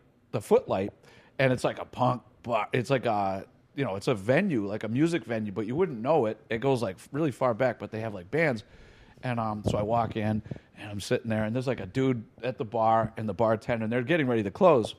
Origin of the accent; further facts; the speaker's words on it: Boston, Massachusetts, United States; we're from Boston